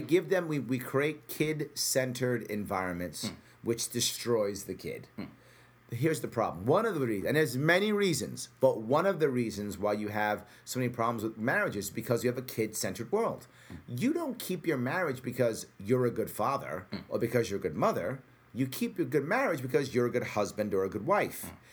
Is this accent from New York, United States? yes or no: yes; New York City, New York, United States; a small kid growing up in the Bronx